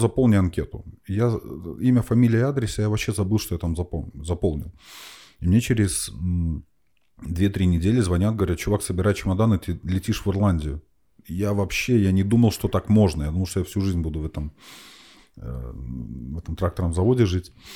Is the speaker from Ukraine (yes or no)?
no; Minsk, Belarus; moved away as an adult; now in Estonia; я, я из Беларуси, угу. из Минска, там это тракторозаводской район